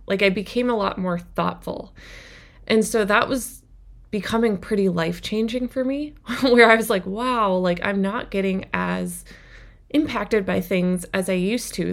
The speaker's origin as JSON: {"language": "English", "region": "Minnesota", "country": "United States", "tie": "born or raised there", "said": "I grew up in Minnesota in a smaller town"}